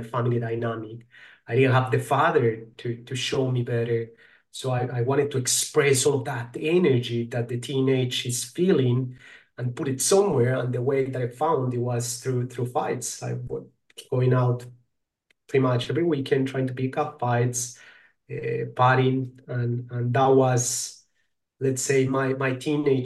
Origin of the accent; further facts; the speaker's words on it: Colombia; I'm from Colombia